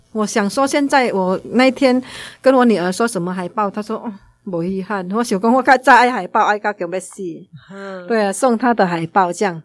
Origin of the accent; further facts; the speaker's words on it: Indonesia; moved away as an adult; now in Taiwan; 因为在印尼你要当老师，你就有读专门当老师的，嗯，我们那边是有一个像师范大学嘛